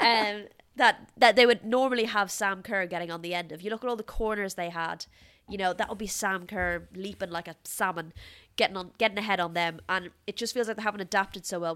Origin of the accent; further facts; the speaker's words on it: Ireland; I'm Irish